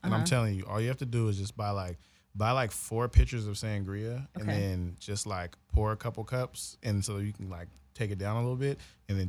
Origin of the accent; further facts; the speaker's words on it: Oakland, California, United States; I'm from Oakland